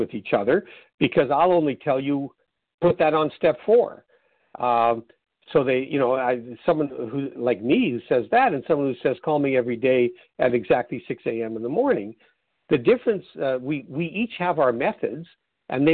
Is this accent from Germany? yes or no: no; Canada; being Canadian